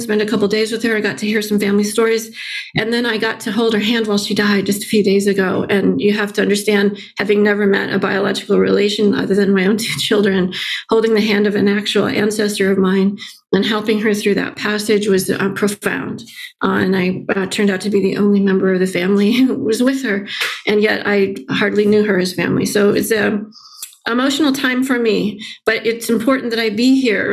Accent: central Illinois, United States; born or raised there; moved away

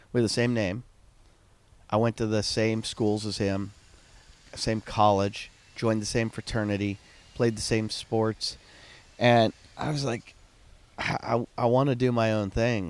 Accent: Pittsburgh, Pennsylvania, United States; I grew up in Pittsburgh.

